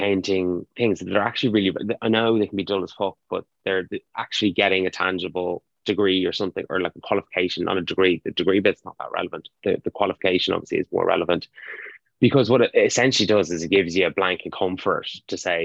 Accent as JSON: {"language": "English", "country": "Ireland", "said": "as Irish students"}